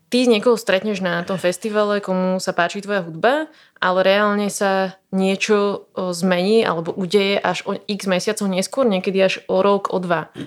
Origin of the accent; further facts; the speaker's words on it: Slovakia; oni zistili, že som zo Slovenska